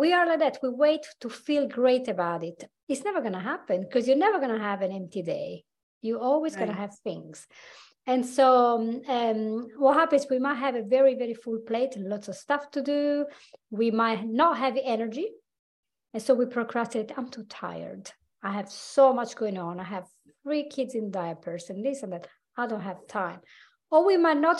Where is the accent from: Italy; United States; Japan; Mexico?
Italy; accent: Italian; from my accent, you will know I'm actually Italian. I'm Anglo-Italian. So I was born in Italy. I grew up there